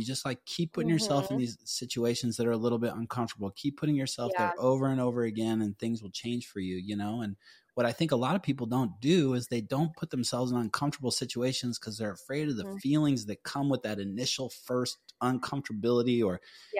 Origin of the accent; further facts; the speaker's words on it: Folsom, California, United States; I'm from Folsom, California, and I'm excited about the yoga.